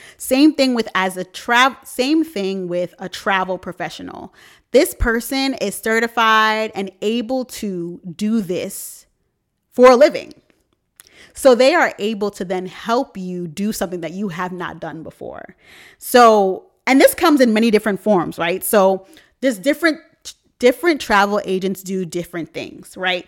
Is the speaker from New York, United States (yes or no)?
yes; New York, United States; I'm from New York